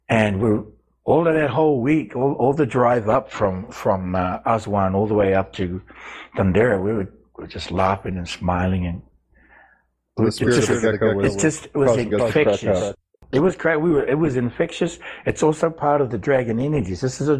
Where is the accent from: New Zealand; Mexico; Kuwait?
New Zealand; I grew up with them in New Zealand